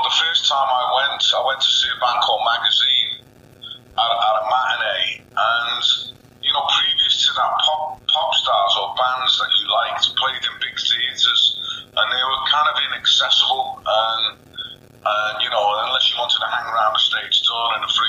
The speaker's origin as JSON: {"language": "English", "area": "Merseyside", "region": "North West England", "country": "United Kingdom", "tie": "born or raised there"}